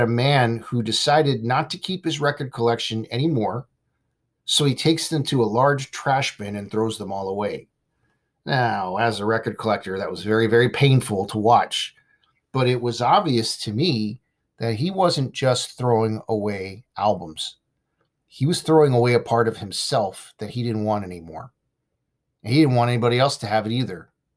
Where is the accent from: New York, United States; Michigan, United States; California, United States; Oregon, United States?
California, United States; Simi Valley; my hometown in Simi Valley, California